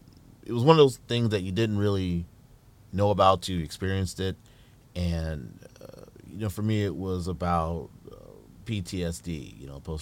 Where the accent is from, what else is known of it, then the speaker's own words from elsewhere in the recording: Dayton, Ohio, United States; also born or lived in New Orleans; now in Toledo, United States; Originally, I was born in New Orleans, Louisiana. Moved to Ohio when I was about 7-ish, you know, years old. And lived in Dayton. Moved to Toledo in about 99. You know, kind of been here since.